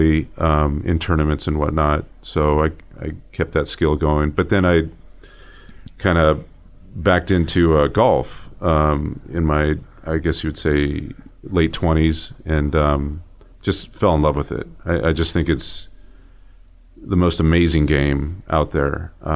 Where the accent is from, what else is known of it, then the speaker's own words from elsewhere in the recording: Dinuba, California, United States; now in Boise, United States; born in Southern California, grew up in Central California, kind of between Fresno and Visalia, and a little town called Dinuba